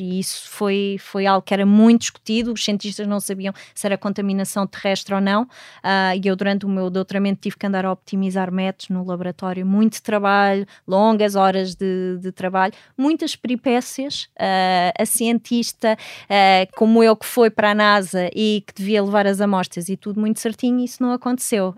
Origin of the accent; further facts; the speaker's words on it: Portugal; moved away as an adult; also born or lived in Netherlands / Washington, D.C. / California; quando saí de Portugal, eu queria montar o primeiro laboratório de astrobiologia no nosso país